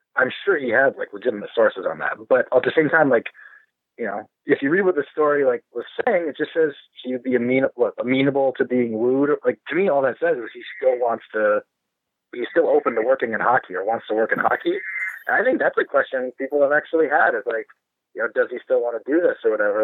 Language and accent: English; Grand Rapids, Michigan, United States; moved away; I'm from Grand Rapids